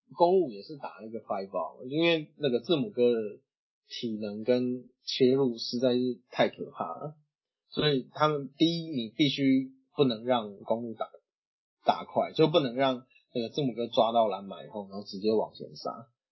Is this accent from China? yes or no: no; Taiwan; 我们台湾人